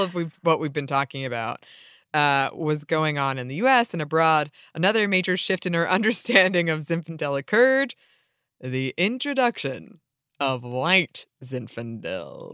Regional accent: Atlanta, Georgia, United States; we're from Atlanta

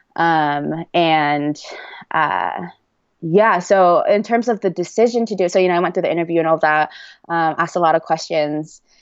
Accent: Oregon, United States; moved away as an adult; also born or lived in Boston; now in Cedar City, United States; back home to Oregon

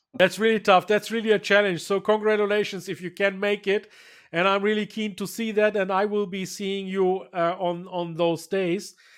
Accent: Bayreuth, Bavaria, Germany; here in Bayreuth, in my hometown

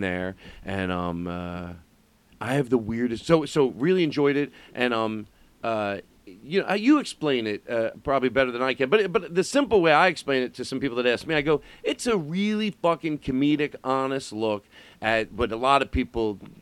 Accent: Philadelphia, Pennsylvania, United States; moved away; I'm from Philly

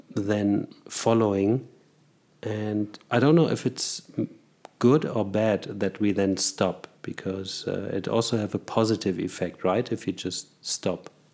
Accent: Germany; moved away as an adult; now in Zurich, Switzerland; I was born in Germany, raised in Germany, and studied there

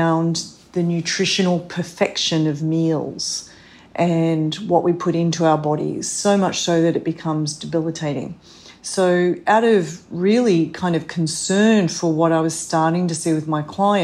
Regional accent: Australia; moved away as an adult; now in New York City, United States; I'm originally from Australia

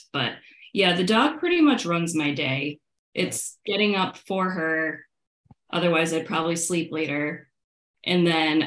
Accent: Syracuse, New York, United States; moved away as an adult; I grew up in Syracuse, New York, where there was nothing

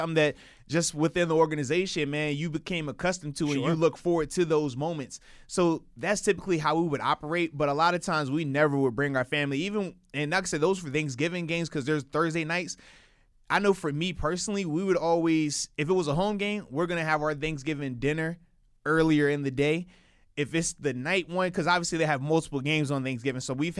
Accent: East Coast, United States; moved away; in my hometown, like, we're playing near D.C., Carolina, Philly, New York, like, any of those places, because a lot of my folks on the East Coast

